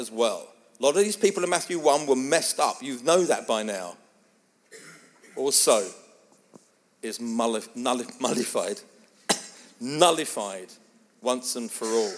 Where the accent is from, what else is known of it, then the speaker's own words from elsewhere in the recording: England, United Kingdom; I am English. It is my family.